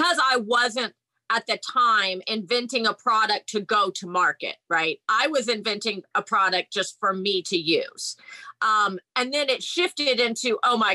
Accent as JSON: {"language": "English", "town": "Houston", "region": "Texas", "country": "United States", "moved": "yes", "said": "I'm from Houston, Texas"}